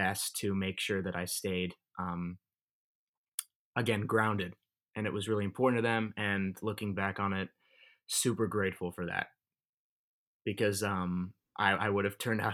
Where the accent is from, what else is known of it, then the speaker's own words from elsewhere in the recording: Thousand Oaks, California, United States; I grew up in Thousand Oaks, California.